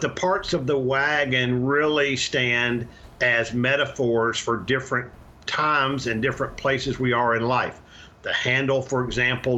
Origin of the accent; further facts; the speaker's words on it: Arkansas, United States; moved away as an adult; also born or lived in Louisiana; now in Texas, United States; I was born in Louisiana and raised in Arkansas